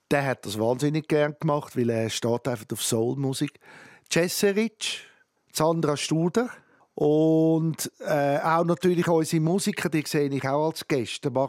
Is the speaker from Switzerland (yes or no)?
yes; Switzerland; weil ich nicht auf Amerika zügeln Ich bin Schweizer.